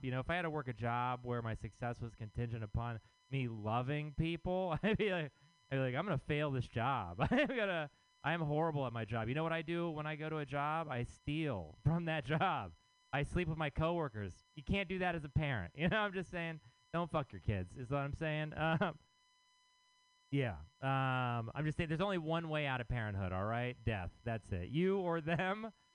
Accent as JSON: {"language": "English", "region": "Texas", "country": "United States", "moved": "yes", "lives_now": "San Francisco, United States", "said": "I am from Texas"}